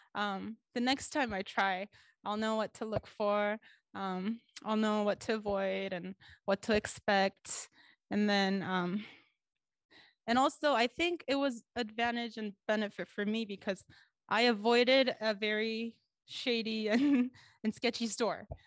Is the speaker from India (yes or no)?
no; South Korea; moved away as an adult; I'm here from Korea, and I came in December